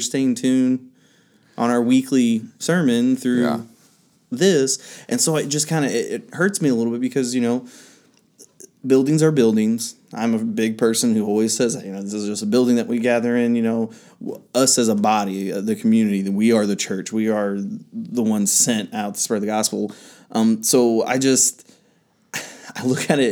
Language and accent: English; the Bible Belt, United States; where I grew up here in the Bible Belt